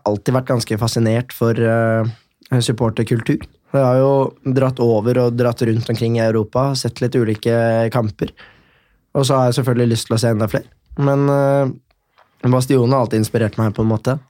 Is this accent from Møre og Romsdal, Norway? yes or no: no; Oslo, Norway; Født og oppvokst på Tåsen Nordberg-området